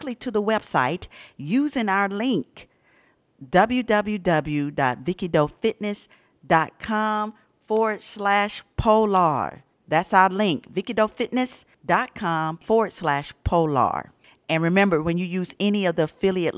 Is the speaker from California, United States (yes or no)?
no; Atlanta, Georgia, United States; now in Ohio, United States; I'm in Ohio for a long time, but I was born and raised in Atlanta